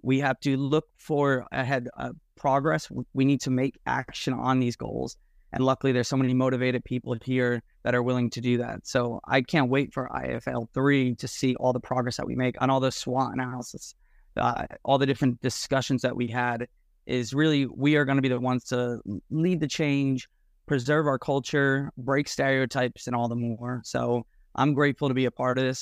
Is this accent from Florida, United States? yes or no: no; Nutley, New Jersey, United States; from Nutley, New Jersey.